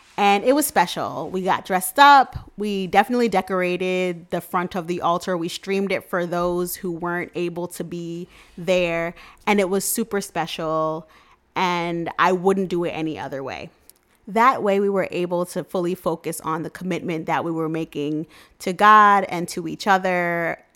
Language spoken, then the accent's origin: English; New York City, New York, United States; I'm from Queens, N Y C, born and raised